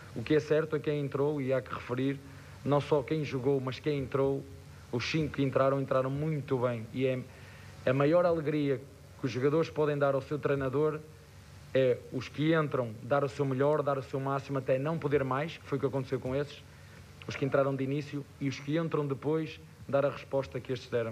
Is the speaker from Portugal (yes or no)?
yes; Portugal; moved away; Eu sou português e falo a mesma língua